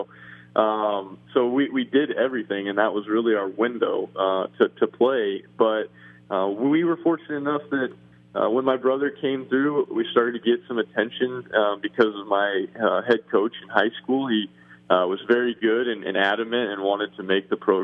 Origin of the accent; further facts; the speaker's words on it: Cheyenne, Wyoming, United States; I'm from Cheyenne, Wyoming, obviously.